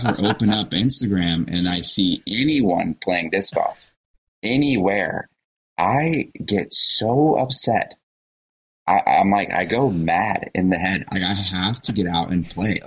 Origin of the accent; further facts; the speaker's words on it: United States; as an American